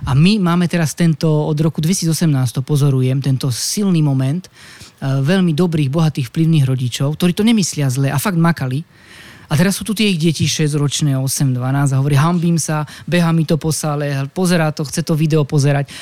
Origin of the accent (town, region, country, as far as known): Slovakia; moved away as an adult; also born or lived in Paris, France